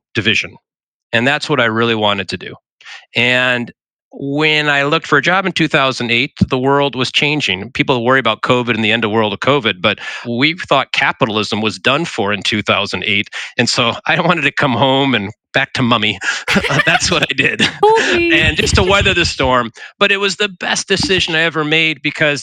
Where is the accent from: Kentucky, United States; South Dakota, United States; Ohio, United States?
South Dakota, United States; I'm a South Dakota native